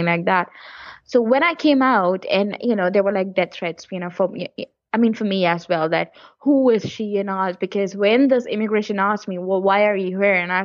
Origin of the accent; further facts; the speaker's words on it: near Kashmir, Jammu and Kashmir, India; moved away; I was born near the Kashmir area